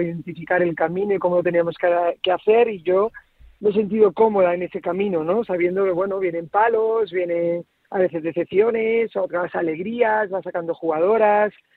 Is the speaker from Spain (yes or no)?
yes; Cabra, Andalusia, Spain; now in Galicia, Spain; yo soy de, Córdoba, de Cabra y, de en Andalucía.